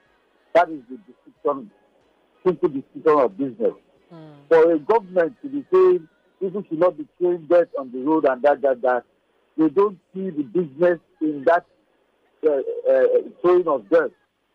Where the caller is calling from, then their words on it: Abuja, Federal Capital Territory, Nigeria; I am calling from Abuja.